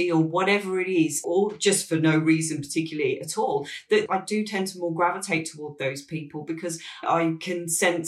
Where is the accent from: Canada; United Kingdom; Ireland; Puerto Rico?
United Kingdom; Birmingham, West Midlands; also born or lived in Liverpool; I grew up in Birmingham, I was actually born in Liverpool and moved when I was a young child to Birmingham